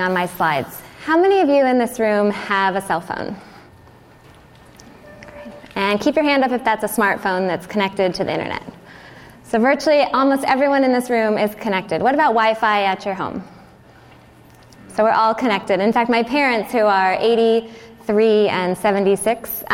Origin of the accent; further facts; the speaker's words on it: Southern California, United States; moved away as an adult; also born or lived in Virginia / New York; now in San Diego, United States; I grew up in Southern California, but I actually went to the East Coast for college